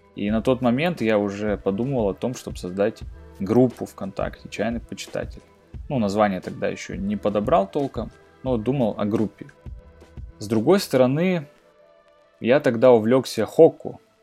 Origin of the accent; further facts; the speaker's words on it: Krasnoyarsk, Krasnoyarsk Krai, Russia; в Красноярске, ну это город, откуда я родом